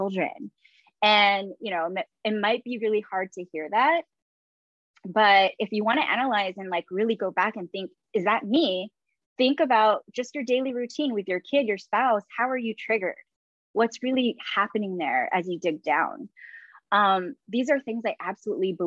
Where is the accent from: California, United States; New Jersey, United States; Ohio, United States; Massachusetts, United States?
California, United States; San Diego; also born or lived in San Francisco Bay Area, California; I arrived back to San Diego, my hometown.